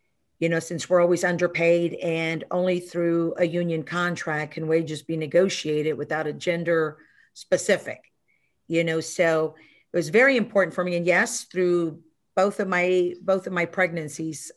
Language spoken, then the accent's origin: English; Houston, Texas, United States; I grew up in Houston, Texas